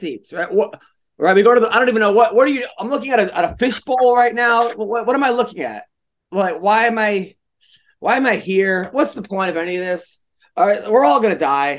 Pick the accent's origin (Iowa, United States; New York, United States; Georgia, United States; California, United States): New York, United States; I'm from New York.